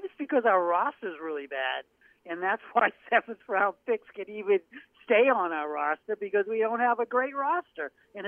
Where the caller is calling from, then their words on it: Portland, Maine, United States; Portland, Maine.